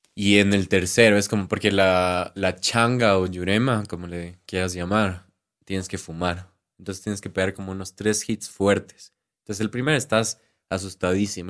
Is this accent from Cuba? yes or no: no; Quito, Pichincha, Ecuador; accent: Andean Spanish; Y yo así quiteño